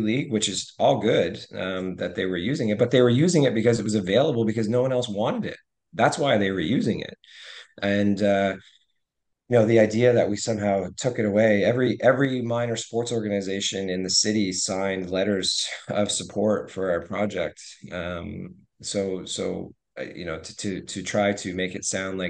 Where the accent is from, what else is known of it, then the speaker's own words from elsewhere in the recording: Hamilton, Ontario, Canada; now in Halifax, Canada; I grew up in Hamilton